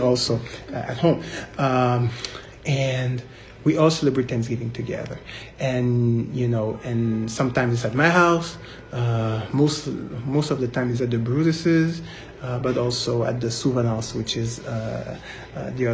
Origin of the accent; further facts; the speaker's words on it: Montreal, Quebec, Canada; now in United States; I'm from Montreal, but from Haitian parents